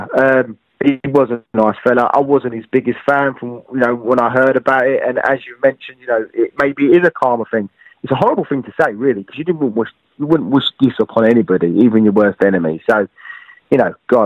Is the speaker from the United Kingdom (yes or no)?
yes; London, United Kingdom; the Isle of Dogs, which is my neck of the woods, it's Millwall, it's my football team